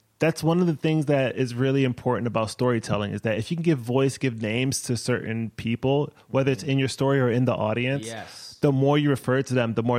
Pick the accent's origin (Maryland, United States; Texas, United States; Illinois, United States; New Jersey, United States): Maryland, United States; moved away as an adult; now in Brooklyn, United States; I grew up in Maryland, born in Brooklyn, moved back to Brooklyn in 2012.